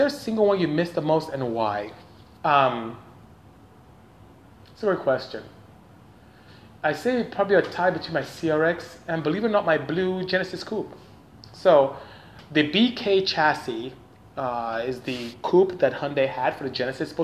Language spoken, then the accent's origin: English; Nigeria; moved away as an adult; I am from Nigeria, West Africa. Came here to go to school and ended up staying